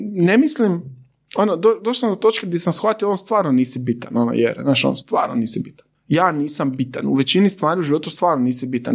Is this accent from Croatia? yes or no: yes; Zadar, Zadar County, Croatia; ja sam iz Zadra